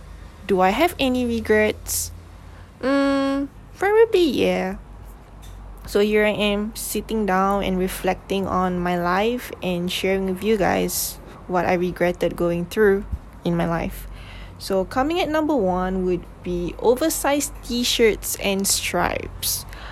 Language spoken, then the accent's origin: English; Malaysia; first language English; like I grew up speaking English. My family speak English. So I am very comfortable speaking English than my mother tongue language, which is Malay.